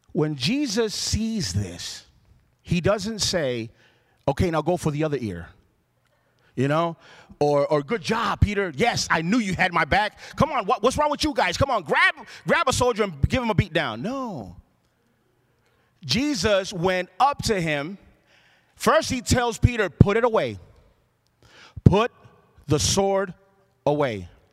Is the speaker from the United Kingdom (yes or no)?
no; Puerto Rico; I grew up in Puerto Rico